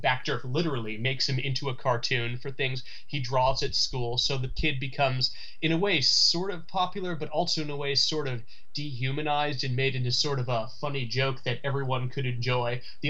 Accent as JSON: {"language": "English", "region": "Midwest", "country": "United States", "tie": "born or raised there", "said": "growing up in the Midwest, growing up in a cultural dead zone"}